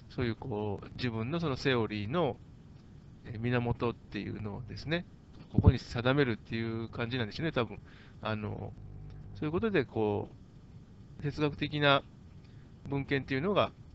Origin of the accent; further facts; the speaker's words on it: Japan; 私日本人だから日本語の方が分かりやすい